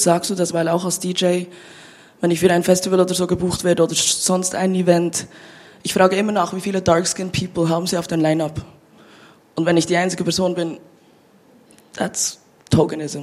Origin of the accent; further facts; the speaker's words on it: Bern, Switzerland; moved away as an adult; now in Basel, Switzerland; ich bin ja in Bern aufgewachsen und ich bin vor fünf Jahren nach Basel gezogen